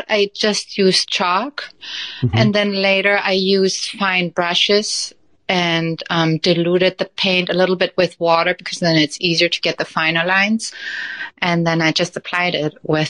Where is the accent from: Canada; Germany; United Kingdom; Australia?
Germany; moved away as an adult; now in United States; So we moved from Germany to the U.S., and that was 14 years ago.